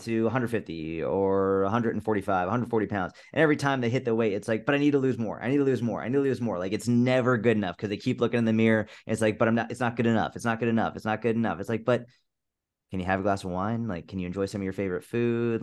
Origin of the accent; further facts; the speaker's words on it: Massachusetts, United States; I grew up in Massachusetts